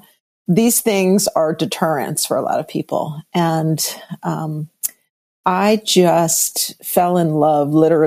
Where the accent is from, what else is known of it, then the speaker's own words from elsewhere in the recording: New York City, New York, United States; moved away; also born or lived in Northern California / San Francisco; I am a native New Yorker, but okay. I am a California girl. But I was born in New York City proper, Lenox Hill Hospital, 72nd and Park